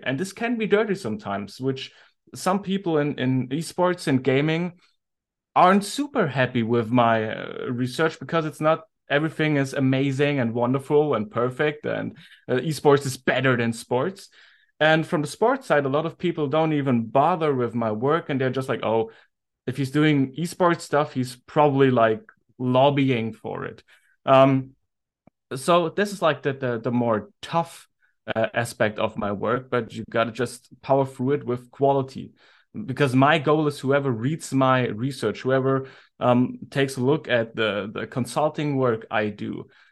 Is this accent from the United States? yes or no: no; Germany; I'm from Germany